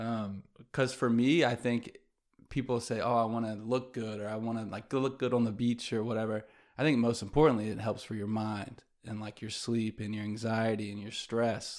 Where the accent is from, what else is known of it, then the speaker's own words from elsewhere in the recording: Greenville, South Carolina, United States; also born or lived in New York / Atlanta; growing up in Greenville, I had my community of still my best friends to this day